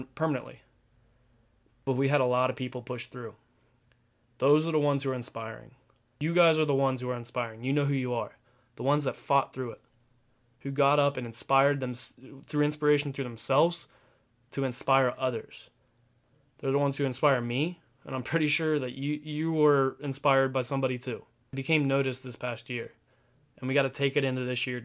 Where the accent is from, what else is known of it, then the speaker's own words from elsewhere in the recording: Pataskala, Ohio, United States; also born or lived in Delaware, Ohio; I grew up in Pataskal, Ohio